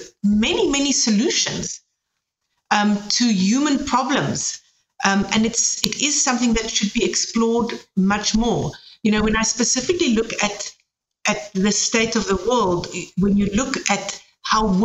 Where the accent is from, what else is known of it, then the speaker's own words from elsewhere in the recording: South Africa; now in Germany; I'm coming from South Africa